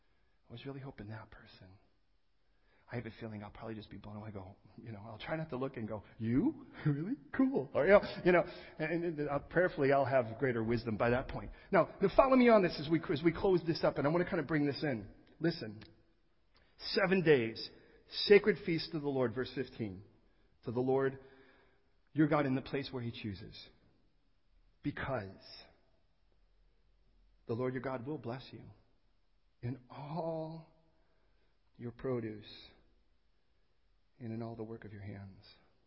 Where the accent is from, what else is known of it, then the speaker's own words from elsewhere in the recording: California, United States; I'm coming from California, man, I like to juice things.